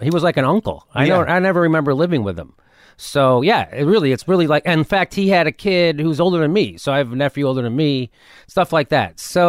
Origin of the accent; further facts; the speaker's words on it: Chicago, Illinois, United States; moved away as an adult; now in Los Angeles, United States; Born and raised Chicago.